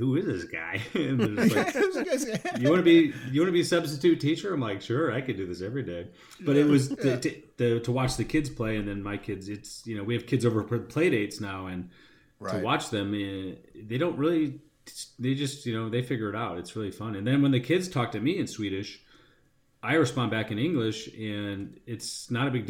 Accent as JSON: {"language": "English", "town": "Chicago", "region": "Illinois", "country": "United States", "also_born_or_lived": "San Diego, United States", "moved": "as an adult", "lives_now": "Sweden", "said": "I'm from Chicago"}